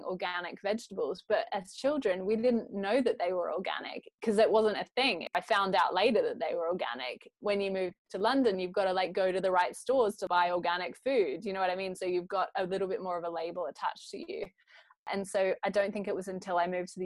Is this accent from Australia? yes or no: yes; Australia; accent: Aussie; moved away; I grew up in Australia